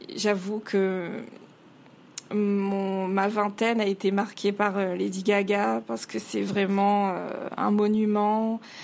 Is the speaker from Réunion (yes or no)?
yes; Réunion; je suis réunionnaise à, à 100%, j'ai toujours vécu à la Réunion